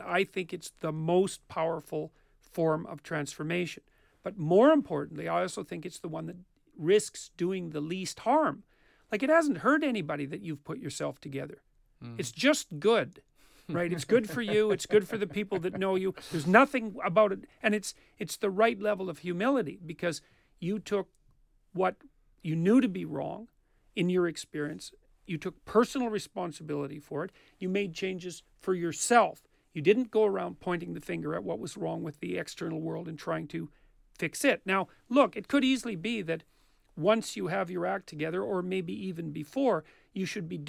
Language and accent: English; Canada; because I'm Canadian.